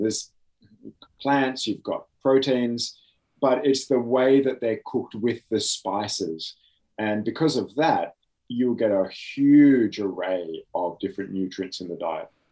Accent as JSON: {"language": "English", "town": "Oxford", "region": "South East England", "country": "United Kingdom", "tie": "born or raised there", "moved": "yes", "lives_now": "Australia", "said": "I was born in Oxford, England."}